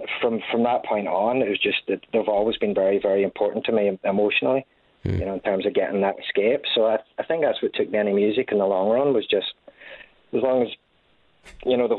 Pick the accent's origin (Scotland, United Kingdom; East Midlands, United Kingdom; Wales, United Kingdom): Scotland, United Kingdom; Glasgow; also born or lived in New York; I grew up in Glasgow, Scotland